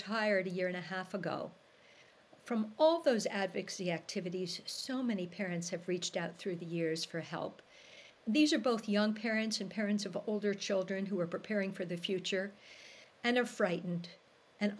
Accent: New York City, New York, United States; moved away as an adult; now in Canada; I'm originally from New York City, married a Canadian and came up

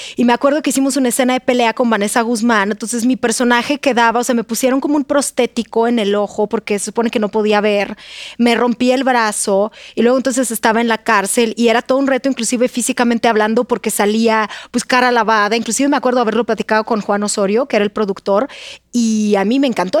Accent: Russia; Spanish is a second language; moved away as an adult; now in Mexico; yo soy de Rusia

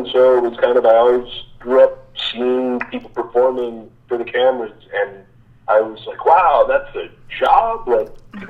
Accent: New York City, New York, United States; moved away; I'm originally from Queens. I grew up in New York City.

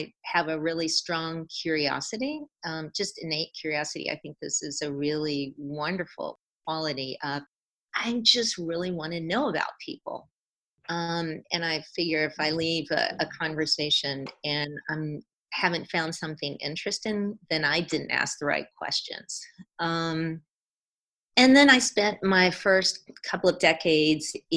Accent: South Carolina, United States; moved away as an adult; also born or lived in California; I grew up and spent my first two decades in South Carolina, growing up and then undergraduate

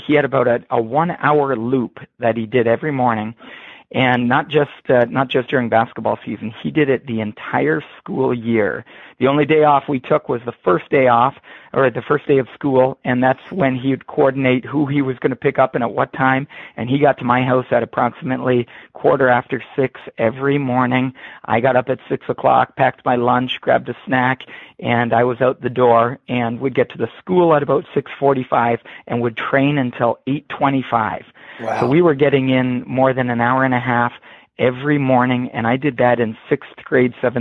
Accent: Harrow, Ontario, Canada; also born or lived in Waterloo, Ontario; I grew up just across the border from Detroit, Michigan, in the small town of Harrow, Ontario, Canada.

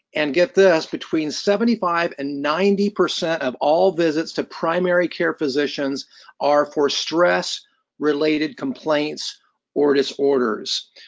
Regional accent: Columbus, Indiana, United States; I was born and raised in Columbus, Indiana

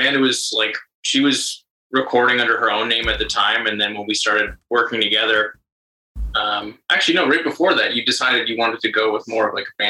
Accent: Sudbury, Ontario, Canada; moved away as an adult; now in Los Angeles, United States; I'm from Northern Canada. It's like a town called Sudbury, way up there.

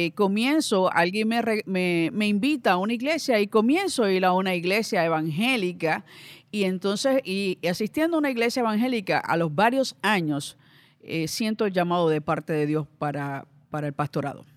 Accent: Ponce, Puerto Rico; nací en Ponce, vengo de una familia numerosa

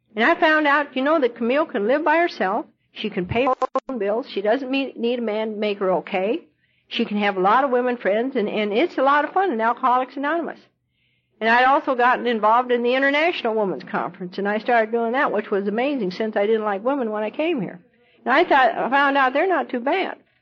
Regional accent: Montana, United States; also born or lived in Idaho / Colorado; now in Louisville, United States; I was born in Idaho and I was raised in Montana. Lived on a cattle ranch and, and rode my horse to school when I was a kid.

